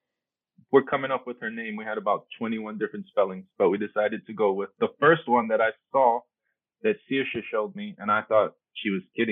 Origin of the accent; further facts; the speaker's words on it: New York City, New York, United States; first language Spanish; English is a second language; moved away as an adult; now in Wisconsin, United States; I'm Puerto Rican New Yorker. I say that because my parents were born in Puerto Rico, but I was born in New York